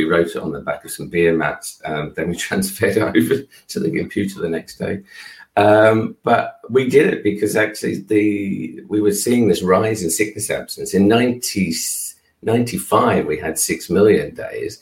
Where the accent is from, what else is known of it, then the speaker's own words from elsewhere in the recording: Australia; now in United Kingdom; I'm Australian